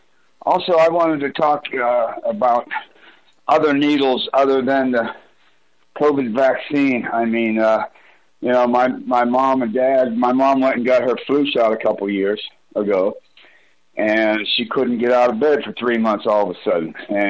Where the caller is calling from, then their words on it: Broomfield, Colorado, United States; from Broomfield.